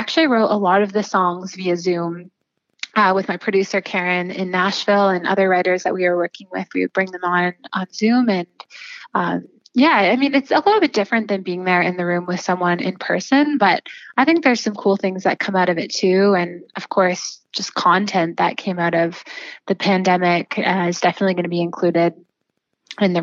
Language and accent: English; Listowel, Ontario, Canada; I grew up in Listowel, just outside of Listowel on a dairy farm.